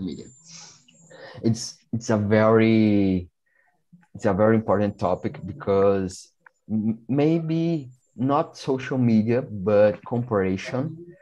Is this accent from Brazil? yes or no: yes; Brazil; English is a second language; I'm from Brazil.